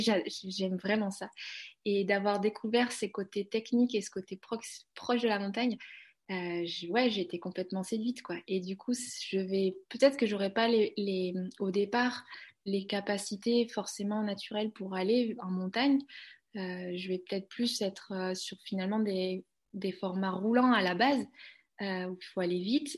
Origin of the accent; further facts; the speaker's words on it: Cantal, Auvergne-Rhône-Alpes, France; moved away; also born or lived in Aveyron / Haute-Savoie; Je suis née dans le Cantal, hein, je suis pas née dans les Alpes